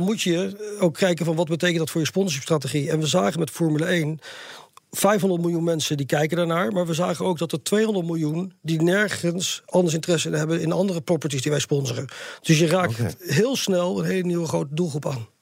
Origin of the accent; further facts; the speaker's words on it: Netherlands; also born or lived in Sydney, Australia; als Nederlander